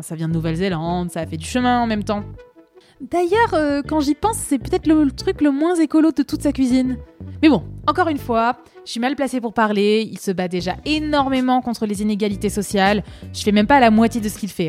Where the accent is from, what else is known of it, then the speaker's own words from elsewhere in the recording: Paris, Île-de-France, France; je suis parisienne, pur produit parisien, moi. Je suis née à Paris, j'ai vécu à Paris, j'ai jamais quitté Paris